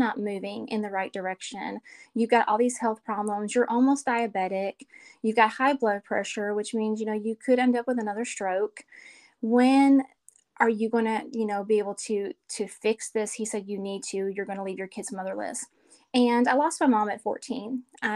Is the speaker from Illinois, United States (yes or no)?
yes; Chicago, Illinois, United States; moved away as an adult; now in Hartselle, United States; I live in Hartselle, Alabama. I'm originally from Chicago, but moved to Alabama about 20 years ago